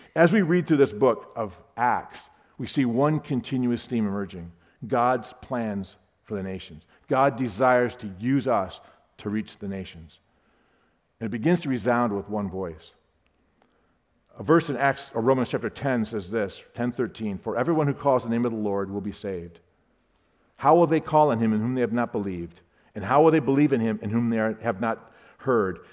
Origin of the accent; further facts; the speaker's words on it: Sarasota, Florida, United States; I'm from Sarasota, Florida